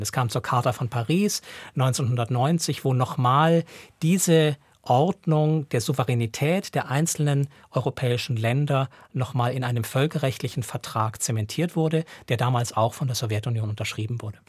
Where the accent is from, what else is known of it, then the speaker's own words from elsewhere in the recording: Switzerland; also born or lived in Russia; hier bei uns in der Schweiz